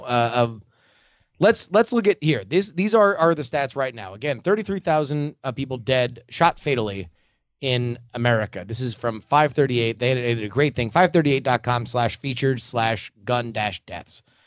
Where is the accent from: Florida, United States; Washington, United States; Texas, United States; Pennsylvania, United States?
Florida, United States; moved away; I grew up in Florida, I did grow up with a gun in my house